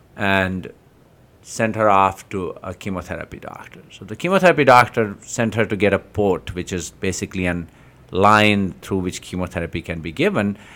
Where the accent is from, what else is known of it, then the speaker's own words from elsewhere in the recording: Jammu and Kashmir, India; moved away; So, in Kashmir, I grew up in Kashmir